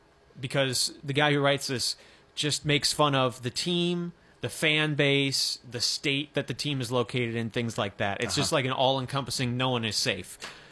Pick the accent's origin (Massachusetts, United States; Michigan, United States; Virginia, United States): Michigan, United States; accent: Michigan